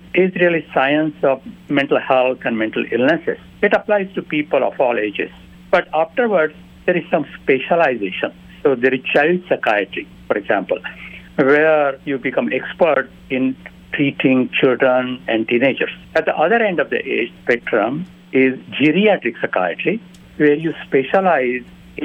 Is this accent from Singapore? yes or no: no; India; moved away; When I was growing up in India